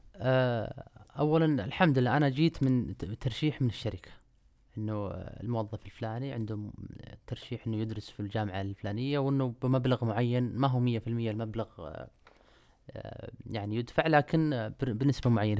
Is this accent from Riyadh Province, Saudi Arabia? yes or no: yes; Afif, Riyadh Province, Saudi Arabia; moved away; أنا مش من أهل الشرقية. أنا من, آه، من منطقة الرياض.